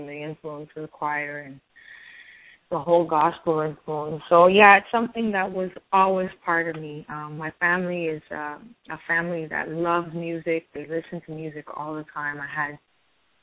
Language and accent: English; Montreal, Quebec, Canada; also born or lived in Florida; now in Los Angeles, United States; Originally born and raised in Montreal. I lived in Florida for a long while, and now we've been living in L.A. for 7 years